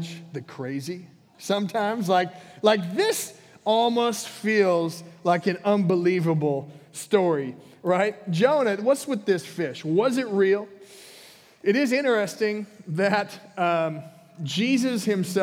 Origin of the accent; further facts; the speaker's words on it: Minnesota, United States; I grew up in Minnesota, and we had basements